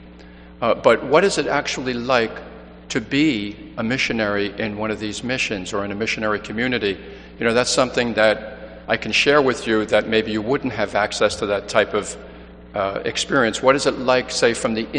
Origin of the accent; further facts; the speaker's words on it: New York City, New York, United States; moved away as an adult; also born or lived in Boston; originally I'm from Manhattan, New York City